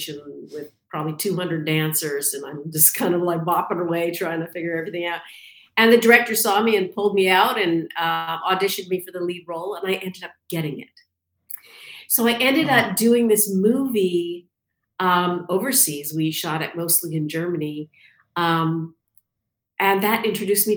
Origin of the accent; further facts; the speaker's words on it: Canada; moved away as an adult; also born or lived in London, England; I'm from Canada originally.